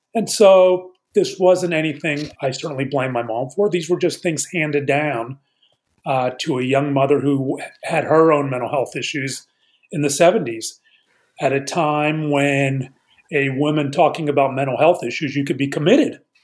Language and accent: English; Pittsburgh, Pennsylvania, United States; I grew up in Pittsburgh uh, in the 70s